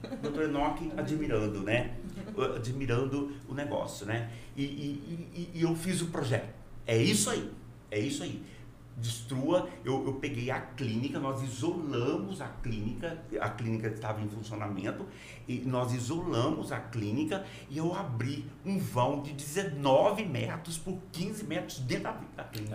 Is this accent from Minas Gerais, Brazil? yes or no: yes; Minas Gerais, Brazil; now in Porto Velho, Brazil; Eu nasci em Minas e passei a maior parte da minha vida hoje em Rondônia